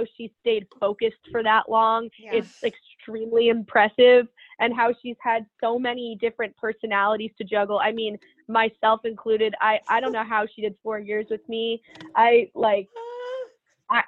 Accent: Chicago, Illinois, United States; moved away as an adult; also born or lived in Michigan; I came to Michigan wanting to be somewhere close to home. I'm from Chicago

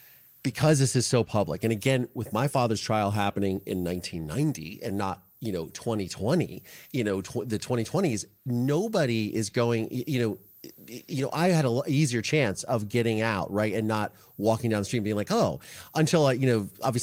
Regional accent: Ohio, United States; moved away; They knew I was from Ohio.

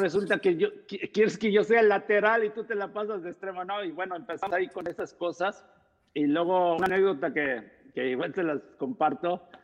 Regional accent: Texcoco, State of Mexico, Mexico; yo soy de Texcoco, Estado de México, de una familia numerosa

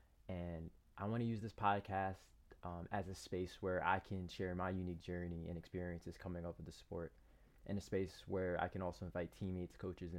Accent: Piscataway, New Jersey, United States; I'm 23 years old. I'm from Piscataway, New Jersey

